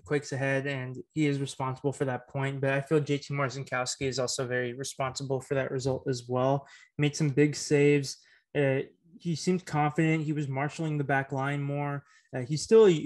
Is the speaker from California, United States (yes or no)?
yes; Martinez, California, United States; my hometown, Martinez, California